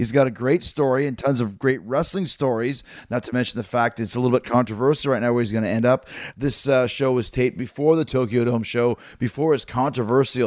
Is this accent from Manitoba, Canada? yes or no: yes; Winnipeg, Manitoba, Canada; the three biggest stars in pro wrestling from Winnipeg